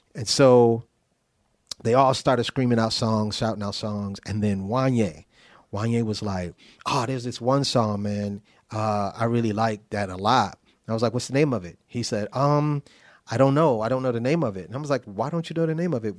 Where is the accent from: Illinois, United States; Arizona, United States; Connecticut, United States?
Connecticut, United States; New Haven; moved away; also born or lived in New York; I'm from New Haven, Connecticut